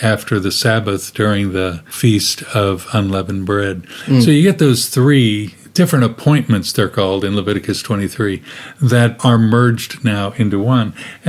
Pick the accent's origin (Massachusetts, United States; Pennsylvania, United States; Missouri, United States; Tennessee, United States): Missouri, United States; Kansas City; moved away as an adult; now in Sydney, Australia; I grew up in the middle of the United States in Kansas City and left there some 40 years ago. My wife and I left there in 1979 in this adventure with Jews for Jesus. And it took us all over the US, and in 1998 we moved here